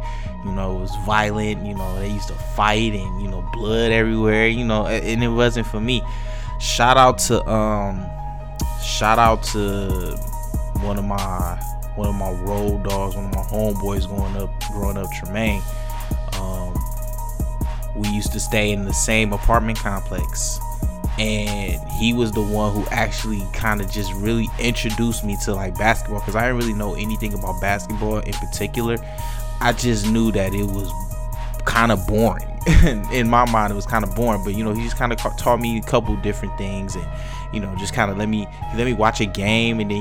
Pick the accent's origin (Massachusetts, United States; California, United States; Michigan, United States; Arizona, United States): Michigan, United States; Detroit; my hometown team